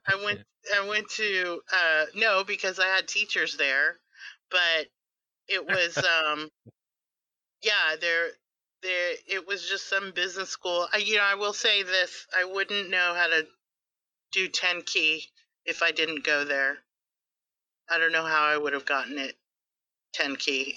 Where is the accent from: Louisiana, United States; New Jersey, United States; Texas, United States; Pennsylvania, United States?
Texas, United States; I am Texan